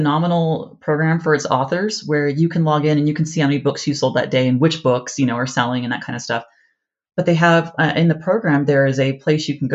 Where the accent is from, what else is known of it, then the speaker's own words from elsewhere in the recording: Moreno Valley, California, United States; I grew up in Moreno Valley. It's near Riverside